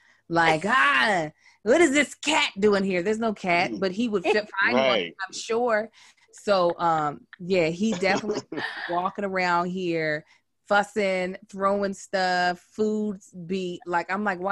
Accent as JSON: {"language": "English", "region": "Kentucky", "country": "United States", "said": "My husband, who's also from Kentucky, he was born and raised in Lexington."}